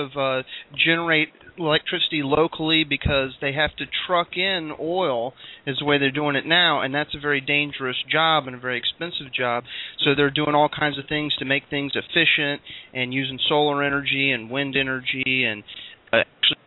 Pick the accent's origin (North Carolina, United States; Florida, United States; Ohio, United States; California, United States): Ohio, United States; moved away as an adult; I'm actually a carpetbagger. I'm actually from Ohio, so... But anyway, I've been here 5 years.